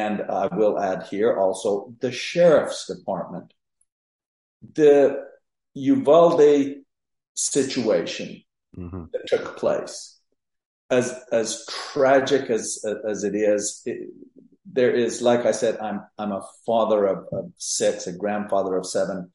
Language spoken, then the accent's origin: English; Mexico; moved away as an adult; also born or lived in San Luis Potosí, Mexico; now in Texas, United States; I was born and raised in Mexico.